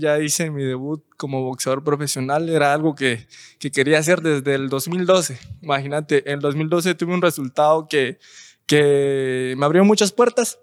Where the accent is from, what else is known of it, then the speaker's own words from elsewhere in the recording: San Benito, Petén, Guatemala; also born or lived in Melchor de Mencos; soy de San Benito, Petén